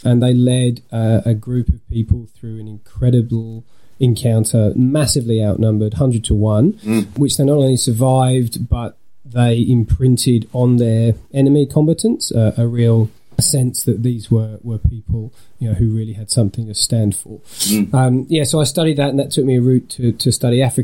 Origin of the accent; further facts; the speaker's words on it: Suffolk, East of England, United Kingdom; moved away as an adult; also born or lived in south of the UK / Lancaster; now in Australia; I was born in the south part of the UK, moved a little bit further up for my childhood in Suffolk